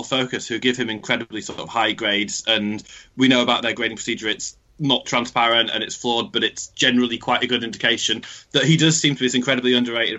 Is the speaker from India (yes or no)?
no; United Kingdom; we're British